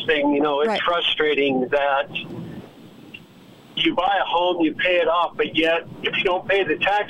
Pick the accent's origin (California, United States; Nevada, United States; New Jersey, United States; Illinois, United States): Nevada, United States; now in Utah, United States; I'm originally from Nevada